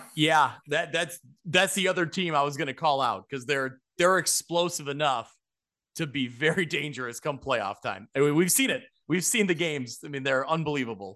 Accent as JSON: {"language": "English", "town": "Ottawa", "region": "Illinois", "country": "United States", "tie": "born or raised there", "said": "growing up in Ottawa"}